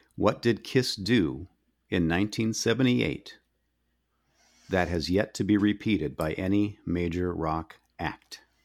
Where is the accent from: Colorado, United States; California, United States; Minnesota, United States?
Minnesota, United States; I'm from Minnesota